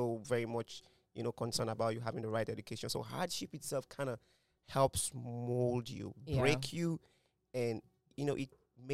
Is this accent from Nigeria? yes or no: yes; Nigeria; us Nigerians